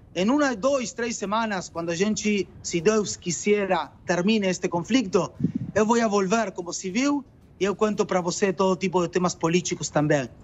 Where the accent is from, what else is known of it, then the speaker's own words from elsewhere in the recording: Uruguay; Portuguese is a second language; now in Israel; Eu sou uruguaio, vivo em Israel há muitos anos. Meu portunhol não é o melhor